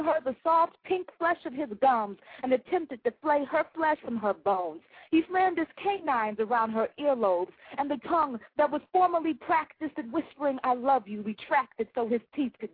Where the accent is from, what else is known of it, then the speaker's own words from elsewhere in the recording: Miami, Florida, United States; now in Atlanta, United States; I live in Georgia now, in the metro Atlanta area, but I am from Miami.